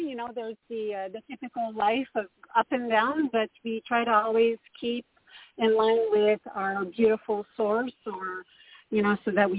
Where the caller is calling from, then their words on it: Canada; Hi, Toni. … from Canada.